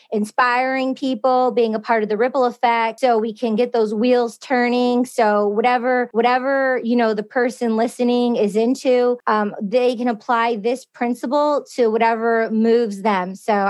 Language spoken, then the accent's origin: English; Michigan, United States; I'm originally from Michigan.